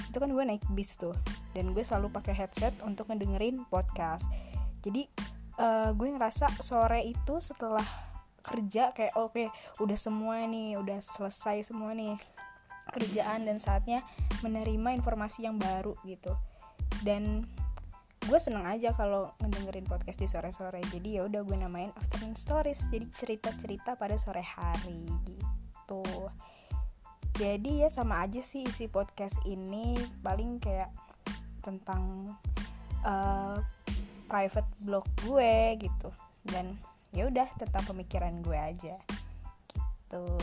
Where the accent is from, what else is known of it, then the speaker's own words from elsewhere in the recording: Bogor, West Java, Indonesia; Uh, rumah gue juga di Bogor, gue asli Bogor.